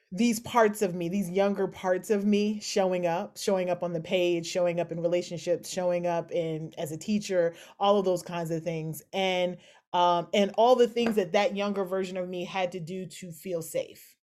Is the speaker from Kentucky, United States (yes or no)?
yes; Kentucky, United States; moved away; also born or lived in Philadelphia; I'm born and raised in Kentucky